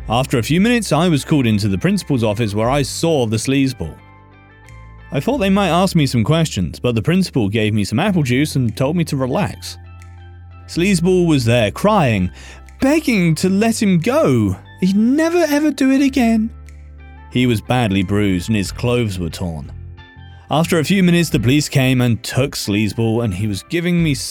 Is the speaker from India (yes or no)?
yes; India; I'm from India, and girls are still afraid to tell others about being harassed because of shame and society.